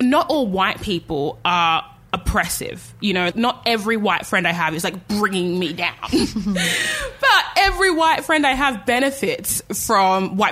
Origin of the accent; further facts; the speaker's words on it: Australia; I was born and raised in Australia